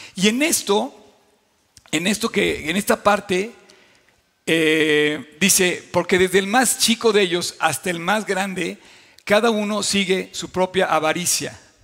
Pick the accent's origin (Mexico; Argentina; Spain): Mexico; como creyentes y como mexicanos